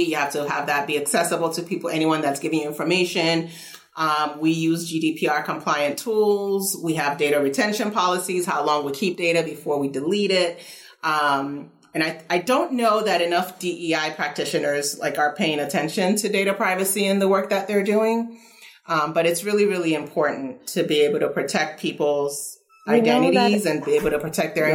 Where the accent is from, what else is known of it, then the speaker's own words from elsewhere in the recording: Nigeria; moved away; also born or lived in United States / Kentucky; my earliest memories are from after we moved to Nigeria